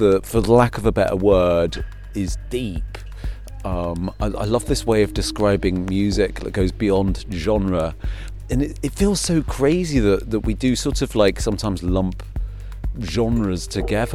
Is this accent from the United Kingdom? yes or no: yes; United Kingdom; moved away; I'm a Brit, living in Europe